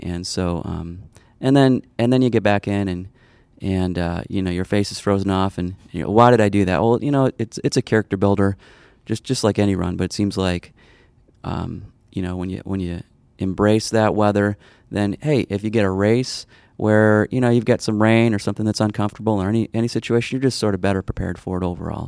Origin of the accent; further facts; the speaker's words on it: Arlington Heights, Illinois, United States; I grew up in the northwest suburbs of Chicago, a place called Arlington Heights.